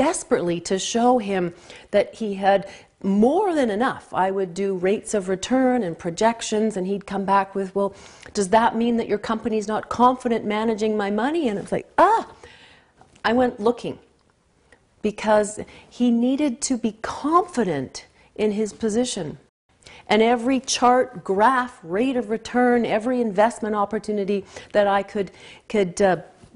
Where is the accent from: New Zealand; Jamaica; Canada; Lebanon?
Canada; I'm a Canadian